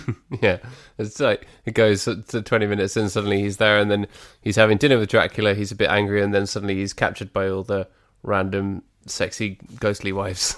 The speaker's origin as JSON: {"language": "English", "country": "United Kingdom", "said": "proud to be British."}